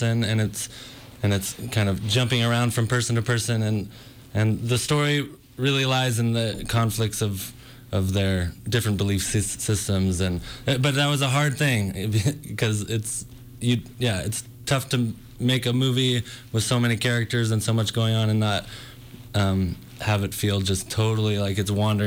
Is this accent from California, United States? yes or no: yes; Northern California, United States; Originally from Northern California